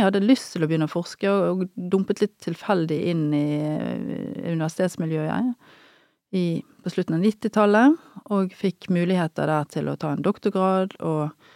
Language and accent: Norwegian; Bergen, Vestland, Norway; moved away as an adult; also born or lived in Trondheim / Northern Norway / United States / Levanger; jeg er jo bergenser av opprinnelse, da, som du hører, og jobber jo nå i Bergen. Jeg har vokst opp på Nordnes